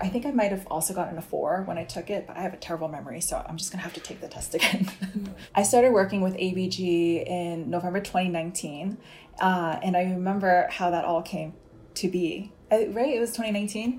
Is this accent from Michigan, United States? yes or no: no; New York, United States; I grew up in a town called Fresh Meadows in uh, the borough of Queens